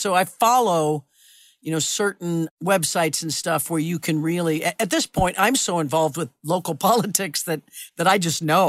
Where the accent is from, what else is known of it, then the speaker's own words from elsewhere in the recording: Kansas, United States; I grew up in Kansas